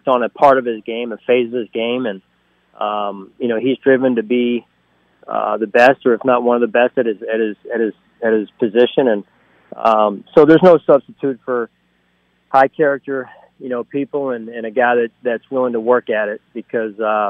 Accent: outside of Philadelphia, Pennsylvania, United States; moved away as an adult; now in Buffalo, United States; being raised where I was raised around outside of Philadelphia with my parents

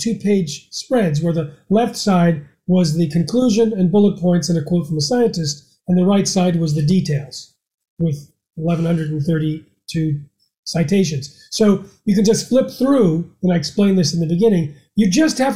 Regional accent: United States; as an American

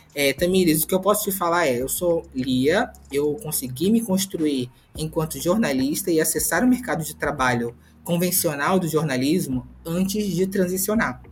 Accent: Rio de Janeiro, Brazil; also born or lived in Pernambuco; Nasci em Pernambuco, mas cresci no Complexo do Alemão, aqui no Rio de Janeiro

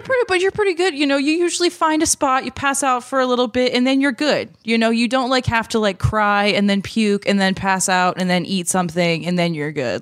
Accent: Baltimore, Maryland, United States; moved away; also born or lived in Chicago; I'm from Baltimore, which is kind of the South.

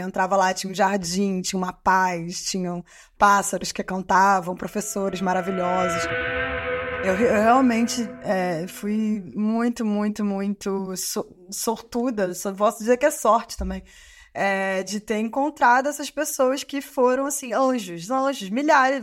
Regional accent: Rio de Janeiro, Brazil; moved away as an adult; also born or lived in São João de Meriti; now in France; eu nasci em São João de Meriti, na Baixada Fluminense né, a zona metropolitana do Rio de Janeiro. Mas eu morava, eu cresci, né? Foi na Fazenda Botafogo

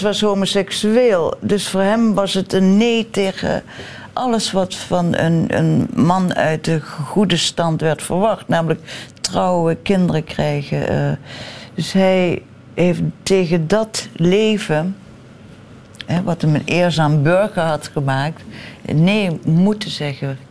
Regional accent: Central Limburg, Netherlands; moved away as an adult; Ik ben geboren in Limburg, midden-Limburg

